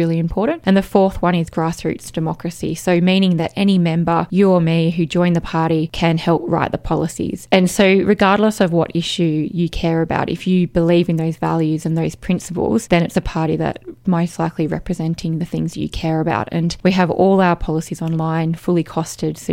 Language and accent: English; Canberra, Australian Capital Territory, Australia; I was from Canberra